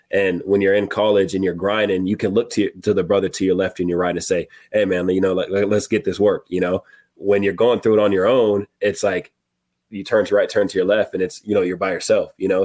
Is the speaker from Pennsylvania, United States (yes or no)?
no; Murrieta, California, United States; moved away; My mom is coming from California. She lives in my hometown, Marietta